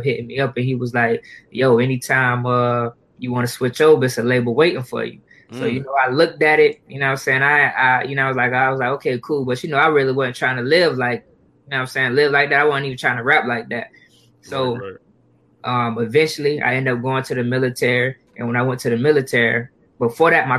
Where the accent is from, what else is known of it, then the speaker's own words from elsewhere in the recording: Jacksonville, Florida, United States; Growing up in Jacksonville